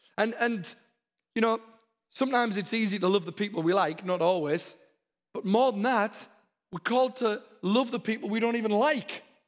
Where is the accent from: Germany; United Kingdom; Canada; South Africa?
United Kingdom; the north of England; now in Texas, United States; My accent's not very Downton Abbey. I come from the north of England. We're a bit different up there